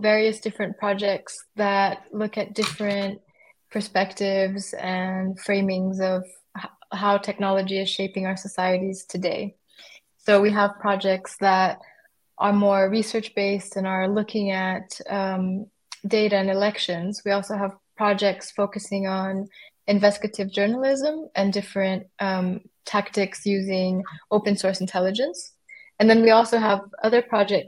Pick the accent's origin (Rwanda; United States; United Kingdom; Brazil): Brazil; now in Germany; I'm originally from Brazil, but I've been living in Germany for quite some time.